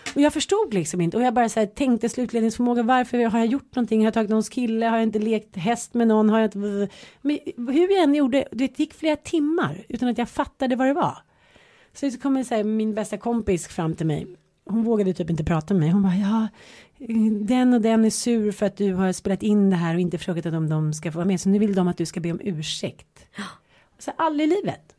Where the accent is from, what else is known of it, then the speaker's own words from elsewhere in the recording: Stockholm, Stockholm County, Sweden; also born or lived in Jönköping; jag flyttade från Stockholm till Jönköping, var nio år. De tyckte att man var superball för att man kom från Stockholm. Sen flyttade man hem från Jönköping till Stockholm